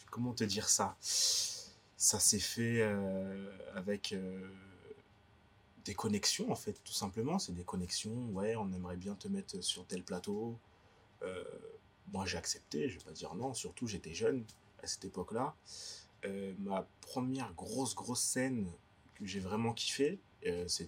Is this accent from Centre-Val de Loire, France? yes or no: no; Paris, Île-de-France, France; moved away; also born or lived in Guadeloupe; Paris. Ouais, j'ai grandi à Paris. J'ai fait mon école ici